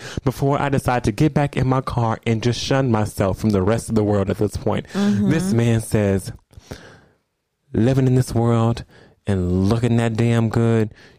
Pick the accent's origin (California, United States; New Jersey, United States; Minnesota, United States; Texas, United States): California, United States; Los Angeles; I'm from LA.